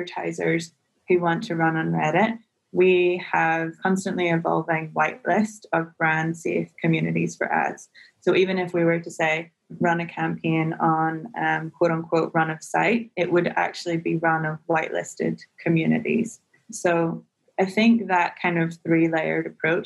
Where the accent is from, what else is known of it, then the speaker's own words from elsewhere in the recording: Northern Ireland, United Kingdom; moved away as an adult; now in San Francisco, United States; I'm originally from Northern Ireland, if the accent didn't give me away.